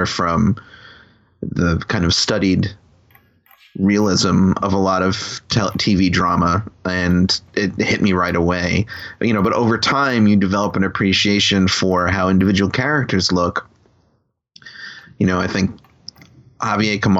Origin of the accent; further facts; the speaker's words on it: Long Island, New York, United States; on Long Island where I grew up